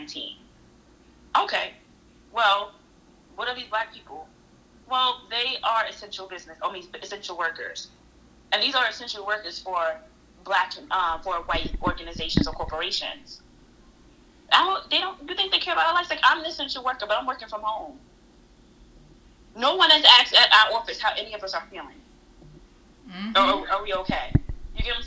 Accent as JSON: {"language": "English", "country": "United States", "said": "As an American, Black American"}